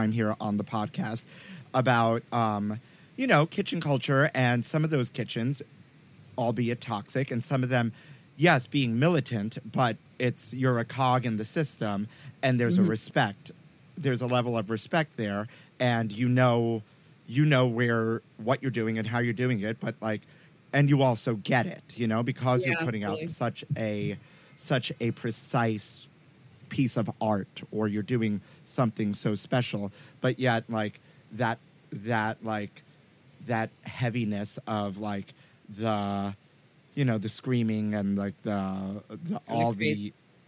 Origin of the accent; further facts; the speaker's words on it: New York City, New York, United States; I'm from Sunset Park Bay Ridge.